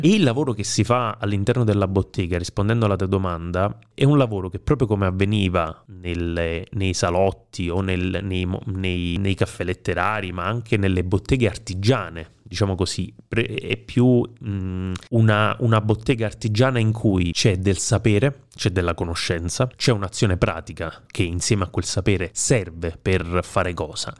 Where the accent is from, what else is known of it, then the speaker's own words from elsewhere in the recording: Caselle in Pittari, Campania, Italy; io fin da quando ero adolescente ho lavorato, lavorato tra virgolette, nella mia comunità, Casella in Pittari